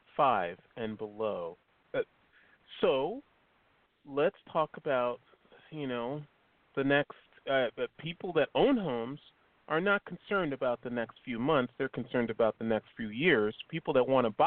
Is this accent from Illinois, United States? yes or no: yes; Chicago, Illinois, United States; moved away as an adult; also born or lived in South Bay, California; now in Hermosa Beach, United States; I'm from Chicago originally